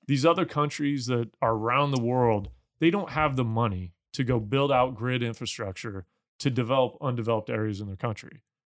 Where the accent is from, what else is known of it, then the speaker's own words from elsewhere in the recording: Missouri, United States; I'm from Missouri as well